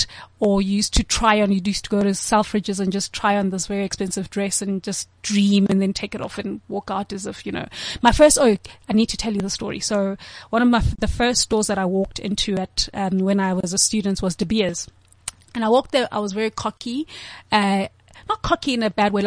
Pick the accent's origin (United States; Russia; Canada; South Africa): South Africa; I'm from South Africa